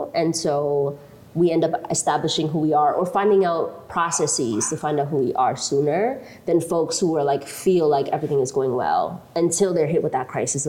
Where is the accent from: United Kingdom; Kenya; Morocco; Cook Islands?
Kenya; Eldama Ravine, Baringo County; born there; I was born in El Dama Ravine. Nobody knows where that is, right?